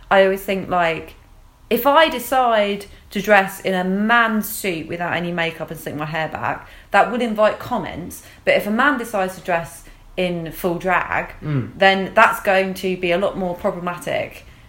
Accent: England, United Kingdom; We're English and we disapprove.

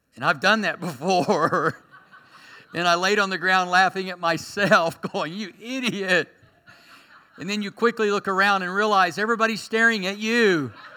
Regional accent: Berry Hill, United States; I grew up in Berry Hill. We had our own language

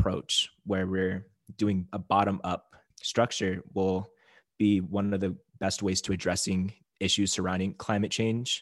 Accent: Native Hawaiian, United States; being Native Hawaiian

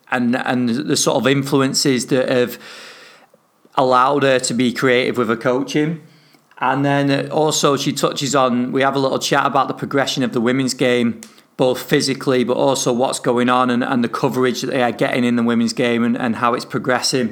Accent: northern England, United Kingdom; accent: northern; my northern accent

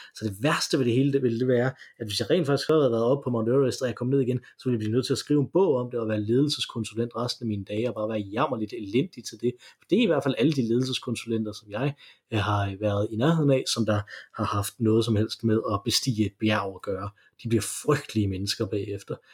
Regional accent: Denmark; når vi kommer fra Danmark

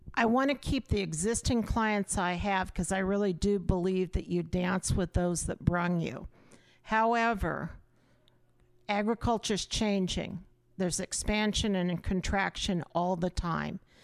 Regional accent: Auburn, Nebraska, United States; in my hometown

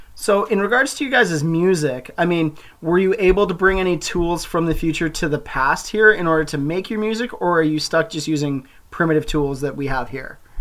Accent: Calgary, Alberta, Canada; I grew up in Calgary, a community that may or may not exist in the future

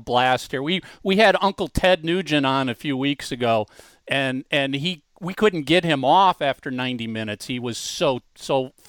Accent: Minnesota, United States; also born or lived in Chicago, Illinois; now in Sausalito, United States; I was born in Minnesota and I lived in Chicago for 11 years.

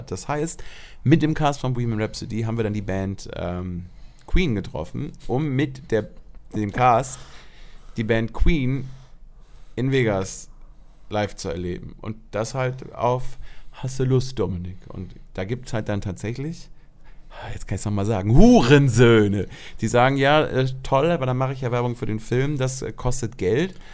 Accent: Germany; wir sind in Deutschland, ich bin Deutscher, wir sind in Berlin.

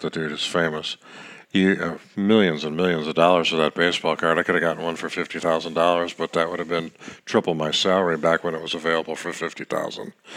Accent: Kansas City, Missouri, United States; Kansas City Royals. God Almighty, my hometown team, team I had season tickets since 19

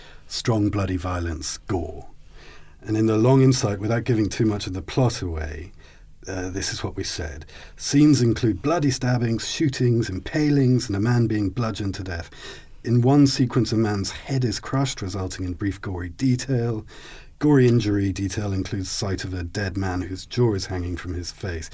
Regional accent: Scotland, United Kingdom; I'm Scottish

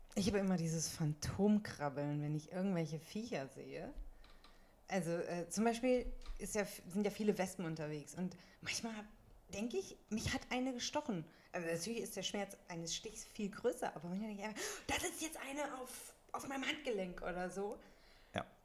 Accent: Münsterland, North Rhine-Westphalia, Germany; now in Berlin, Germany; ich komme ja aus dem schönen Münsterland, aus Westfalen

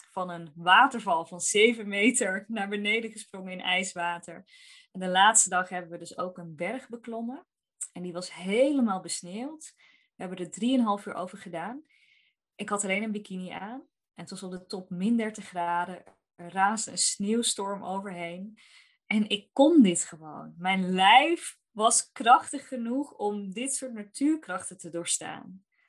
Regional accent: North Brabant, Netherlands; Ik kom uit Brabant

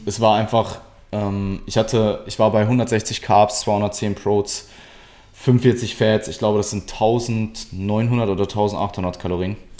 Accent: Essen, North Rhine-Westphalia, Germany; ich komme ursprünglich aus Deutschland, aus Nutrition

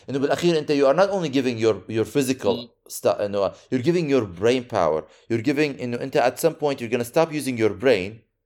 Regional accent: Syria; أنا مش ضد أنا سوري

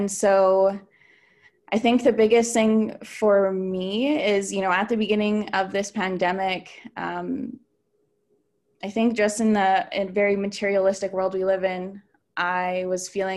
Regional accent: Southeast Saskatchewan, Canada; moved away; I'm from Wiper First Nation in Southeast Saskatchewan.

